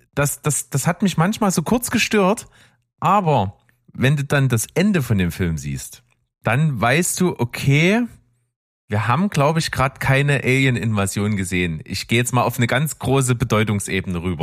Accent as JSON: {"language": "German", "area": "the East", "region": "eastern Germany", "country": "Germany", "said": "wir kommen ja aus dem Osten"}